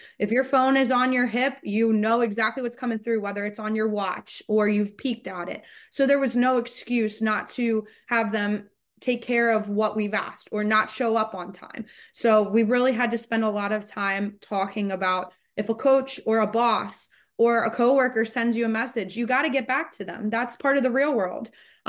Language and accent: English; Maryland, United States; I grew up in Maryland originally, only about an hour and a half from where Marymount stands, depending on traffic.